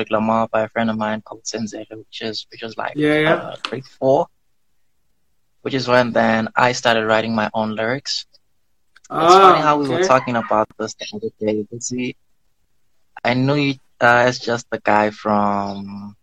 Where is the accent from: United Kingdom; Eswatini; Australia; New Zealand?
Eswatini; Manzini; also born or lived in Magubeleni / Dimbutini; I'm from Fairview, Manzini. That's where I currently live. And I've been there ever since preschool